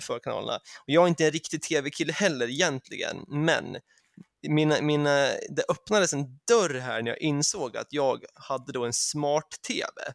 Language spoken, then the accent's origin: Swedish; Sweden; now in England, United Kingdom; som svensk